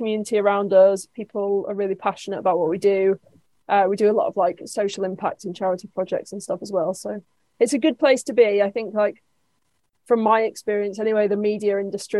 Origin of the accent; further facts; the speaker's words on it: Manchester, North West England, United Kingdom; now in Bristol, United Kingdom; I live in Bristol, but I'm from Manchester